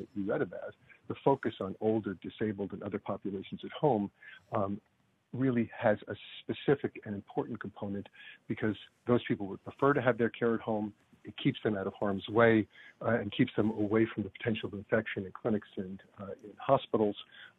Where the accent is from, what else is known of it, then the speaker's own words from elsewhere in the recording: Long Island, New York, United States; also born or lived in Brooklyn, New York; I grew up on Long Island, which people don't usually admit